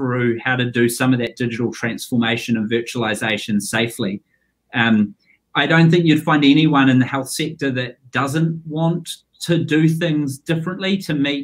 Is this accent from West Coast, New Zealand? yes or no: no; Wairarapa, Wellington, New Zealand; I grew up in the Wairarapa, son of a potato farmer